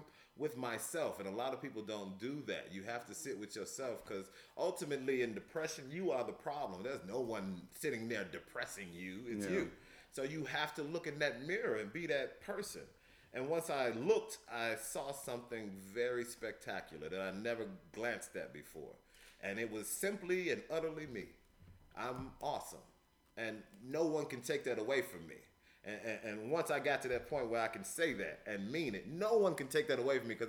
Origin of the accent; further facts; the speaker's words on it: Louisiana, United States; also born or lived in Chicago, Illinois; Born in Chicago, the hood, the city, but I was raised in Louisiana, the South, the hospitality